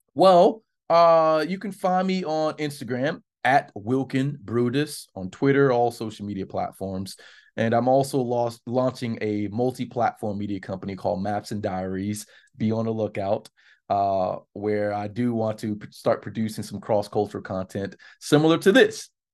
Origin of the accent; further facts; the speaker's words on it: South Florida, United States; I'm from Florida.